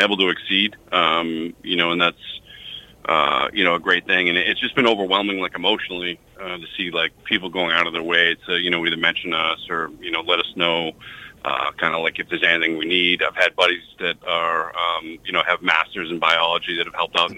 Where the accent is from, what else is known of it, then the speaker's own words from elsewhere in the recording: Chelmsford, Massachusetts, United States; also born or lived in Westford, Massachusetts; So we grew up in Chelmsford. We both went to Chelmsford High School, and then we moved over to Westford in 2014